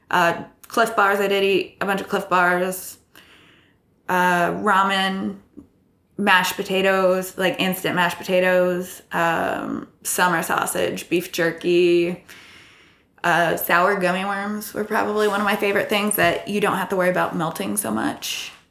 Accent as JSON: {"language": "English", "region": "Iowa", "country": "United States", "also_born_or_lived": "Texas / California", "accent": "neutral American", "said": "I'm from Iowa. I, I have more of a neutral accent when it comes to Americans, uh, but I have lived in Texas and California for a bit."}